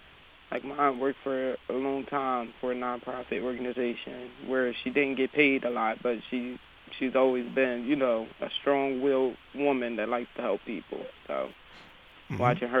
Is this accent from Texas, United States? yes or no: no; Harrisburg, Pennsylvania, United States; It was a struggle going to John Harris and having to walk so far to go to school